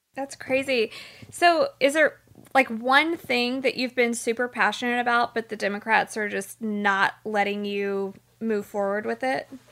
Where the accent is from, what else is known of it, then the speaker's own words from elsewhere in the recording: Houston, Texas, United States; growing up in Houston